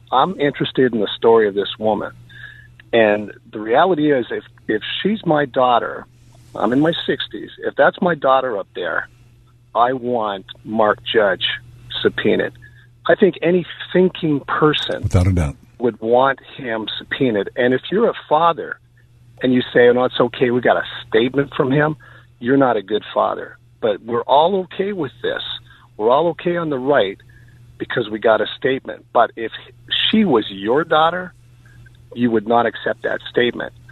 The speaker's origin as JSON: {"language": "English", "country": "Canada", "said": "Well, I'm just uh, I'm from Canada. I'm just driving through the area."}